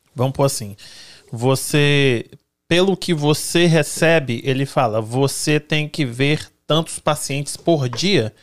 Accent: Brazil; now in United States; eu sou brasileira

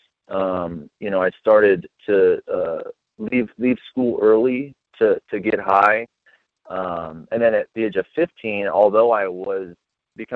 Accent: Las Vegas, Nevada, United States; I grew up in Las Vegas, Nevada, and I was born and raised there

